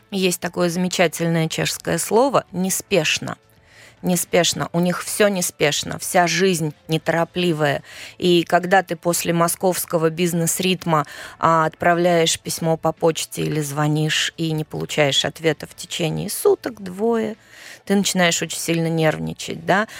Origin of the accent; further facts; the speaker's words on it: Saint Petersburg, Russia; moved away as an adult; now in Prague, Czech Republic; я родилась в Ленинграде